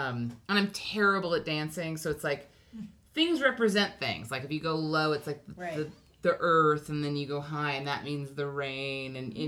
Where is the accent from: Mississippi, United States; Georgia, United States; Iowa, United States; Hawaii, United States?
Hawaii, United States; If you want to know what, like, growing up in Hawaii, that's a thing I did